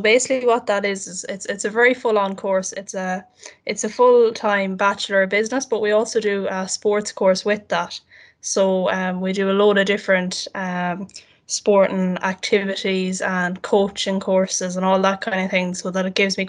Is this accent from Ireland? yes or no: yes; Castlebar, Connacht, Ireland; I'm from Castlebaran, County Mayo.